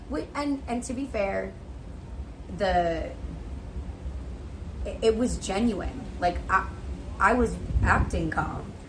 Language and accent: English; New Jersey, United States; I'm from New Jersey.